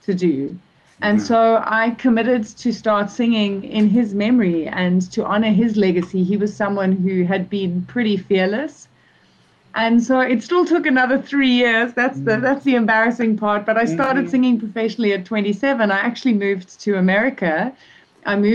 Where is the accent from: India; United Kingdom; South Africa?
South Africa; also born or lived in Zimbabwe; I was born in Zimbabwe, actually, so a neighboring country. And I've been living in South Africa since I was 5.